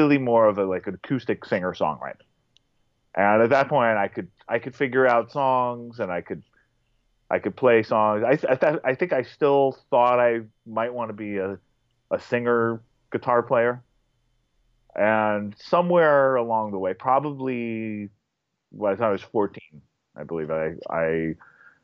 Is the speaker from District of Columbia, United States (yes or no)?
no; Berkeley, California, United States; I grew up in Berkeley, California